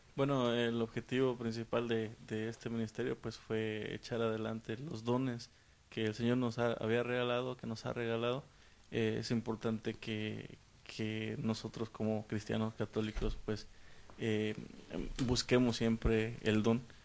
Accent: San Luis Potosí, Mexico; moved away; vengo del estado de San Luis Potosí de México

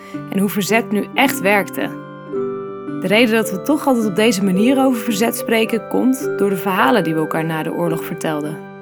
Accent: Netherlands; wie wij zijn als Nederlanders

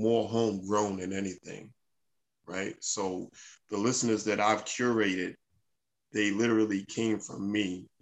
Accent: New York City, New York, United States; I'm from Brooklyn. Right. Secondly, I'm a New Yorker

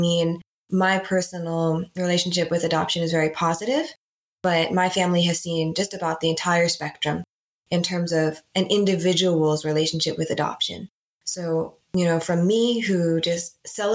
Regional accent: Boston, Massachusetts, United States; also born or lived in Pyeongtaek, South Korea; I was adopted to the Greater Boston area, and that is where I grew up

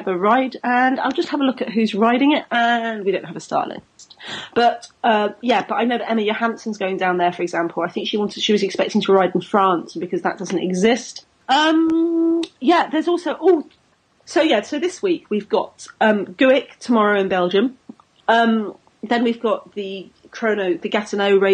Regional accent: United Kingdom; I'm British

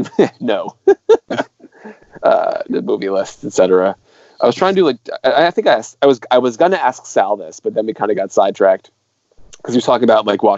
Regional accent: Industry, Maine, United States; The name of the town is Industry. Like, I'm from Industry

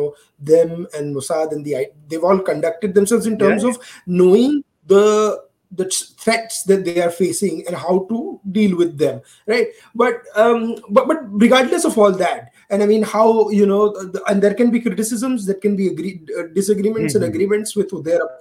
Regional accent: Gujarat, India; I come from Gujarat

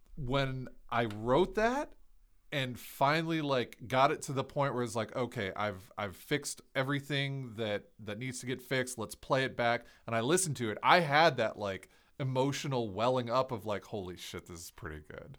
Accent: Ohio, United States; I'm from Ohio

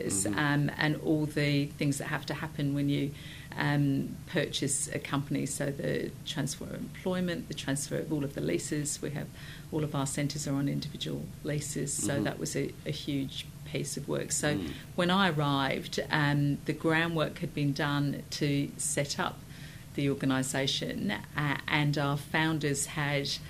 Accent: Sussex, South East England, United Kingdom; moved away; I was born in Sussex in the United Kingdom

